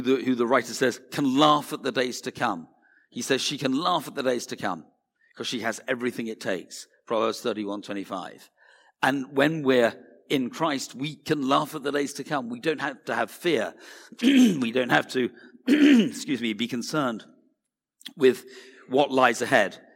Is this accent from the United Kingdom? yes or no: yes; United Kingdom